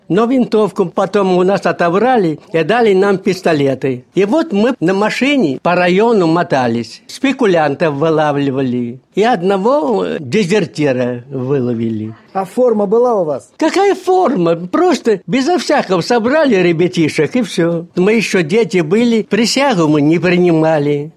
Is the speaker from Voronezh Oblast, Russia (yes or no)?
yes; Maslovka, Voronezh Oblast, Russia; also born or lived in Kazakhstan; now in Voronezh, Russia; Масоловка моя, масоловка, дорогое родное село